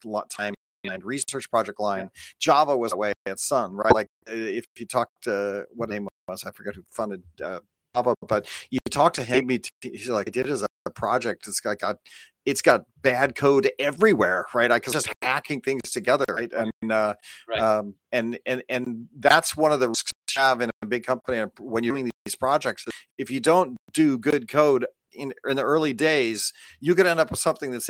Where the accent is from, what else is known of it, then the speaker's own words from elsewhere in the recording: Los Angeles, California, United States; moved away as an adult; also born or lived in Calabasas; now in Bay Area, United States; I come from